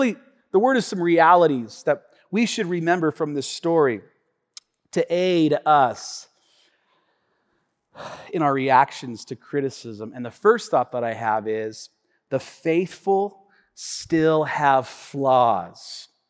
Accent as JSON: {"language": "English", "town": "Tacoma", "region": "Washington", "country": "United States", "tie": "born or raised there", "said": "my brothers and I, we grew up here in Tacoma, on the west side of Tacoma."}